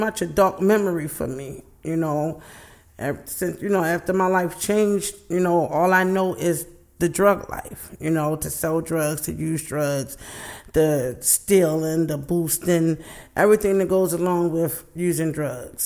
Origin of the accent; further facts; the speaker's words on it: Baltimore, Maryland, United States; I grew up in East Baltimore. That's where I'm from.